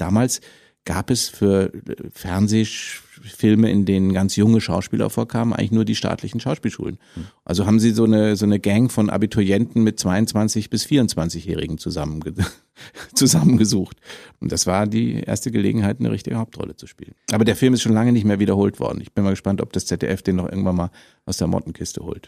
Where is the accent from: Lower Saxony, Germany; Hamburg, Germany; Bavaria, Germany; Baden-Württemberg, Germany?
Bavaria, Germany; Munich; now in Berlin, Germany; als Münchner